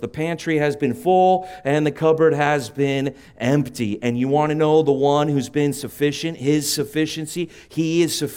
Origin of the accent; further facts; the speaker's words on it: San Juan Capistrano, California, United States; I grew up, uh, on the mean streets of San Juan Capistrano